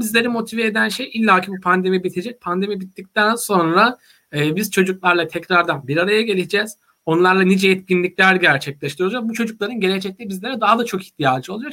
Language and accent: Turkish; Vezirköprü, Samsun, Turkey; moved away as an adult; also born or lived in Trabzon / Istanbul; Samsun'un Vezirköy ilçesinde doğdum büyüdüm.